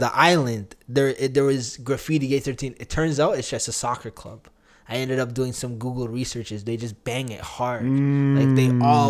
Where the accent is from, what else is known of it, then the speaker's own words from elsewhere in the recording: Canada; also born or lived in Uganda (ancestry); I'm Ugandan Canadian.